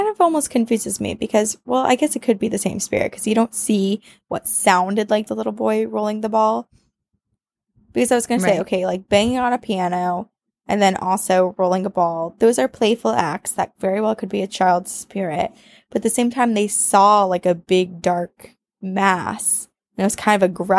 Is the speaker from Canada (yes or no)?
yes; Ontario, Canada; I grew up in Ontario City, about 2 hours north of Toronto. Yay, Canada!